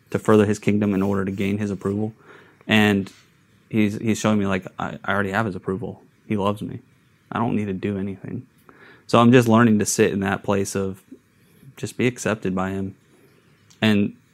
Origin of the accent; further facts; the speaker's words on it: Long Beach, California, United States; born there; also born or lived in Idaho / San Diego; I, am I was born in California.